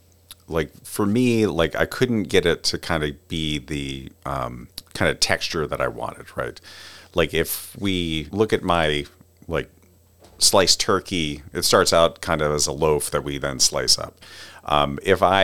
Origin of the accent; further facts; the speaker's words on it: Cherry Hill, New Jersey, United States; moved away; originally I'm from Cherry Hill, New Jersey.